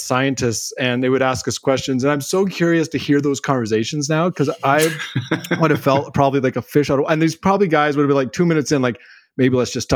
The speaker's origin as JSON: {"language": "English", "town": "Smithers", "region": "British Columbia", "country": "Canada", "tie": "born or raised there", "said": "I grew up in Smithers, BC"}